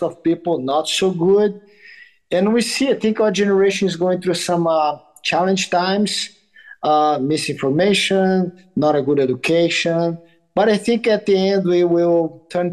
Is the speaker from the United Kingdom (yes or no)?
no; Brazil; now in United States; I grew up in Brazil